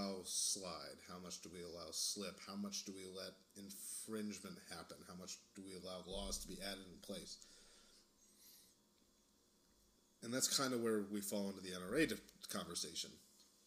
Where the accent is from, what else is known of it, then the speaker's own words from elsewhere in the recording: Texas, United States; also born or lived in California; a Texan